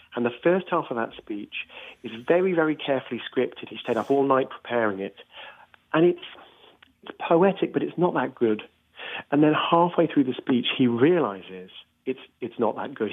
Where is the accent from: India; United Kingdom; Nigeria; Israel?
United Kingdom; I'm British myself